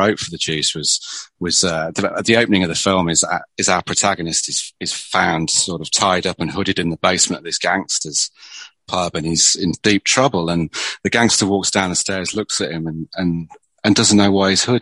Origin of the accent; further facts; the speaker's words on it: England, United Kingdom; now in near Birmingham, United Kingdom; it's just the Englishness in me